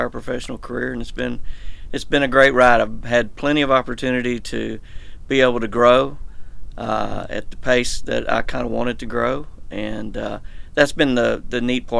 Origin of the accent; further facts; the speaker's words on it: East Texas, United States; now in Houston, United States; Born and raised in East Texas, so 2 hours east of Houston.